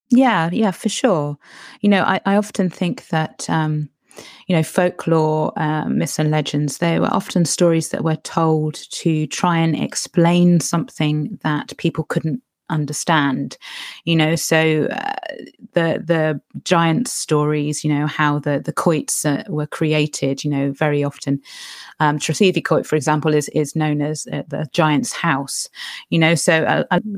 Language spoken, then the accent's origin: English; Cornwall, South West England, United Kingdom; I'm a Cornish writer.